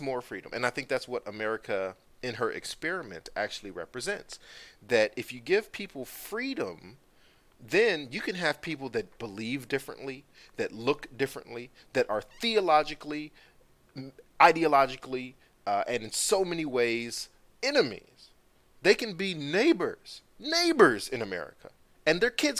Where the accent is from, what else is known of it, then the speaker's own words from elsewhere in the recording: United States; We Americans